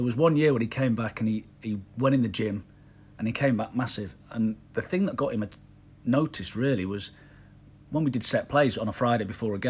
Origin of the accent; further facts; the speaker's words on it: Belfast, Northern Ireland, United Kingdom; born there; I was born in Belfast. My mum's from Belfast. So I wasn't a plastic paddy.